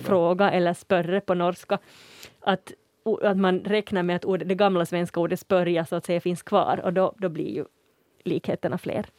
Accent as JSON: {"language": "Swedish", "region": "Uusimaa", "country": "Finland", "said": "jag som kommer härifrån huvudstadsregionen"}